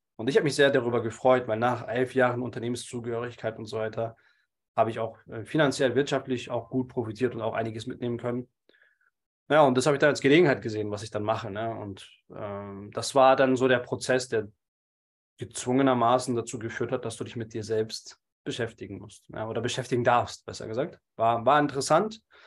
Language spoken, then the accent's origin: German; Munich, Bavaria, Germany; bin gebürtiger Münchner und lebe jetzt mittlerweile auch wieder in München